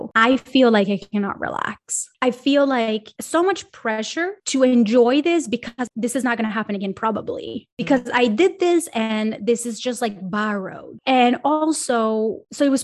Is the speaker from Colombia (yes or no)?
yes; Colombia; also born or lived in Miami, United States / Los Angeles, United States; now in Sweden; I'm from Colombia and I lived in Miami and I lived